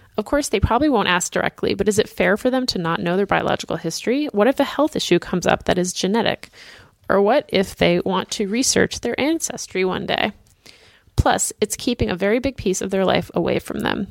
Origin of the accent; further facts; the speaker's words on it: Boston, Massachusetts, United States; it's my hometown